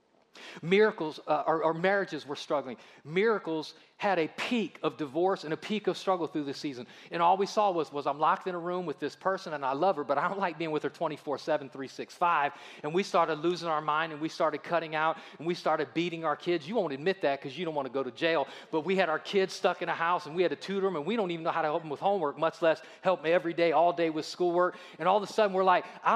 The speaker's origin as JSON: {"language": "English", "town": "Akron", "region": "Ohio", "country": "United States", "moved": "yes", "lives_now": "Alabama, United States", "said": "I'm from Ohio."}